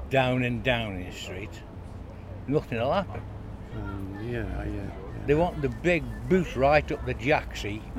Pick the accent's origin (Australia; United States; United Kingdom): United Kingdom; Fenton, West Midlands; I'm resident in Fenton. I've been for my sins for 70 years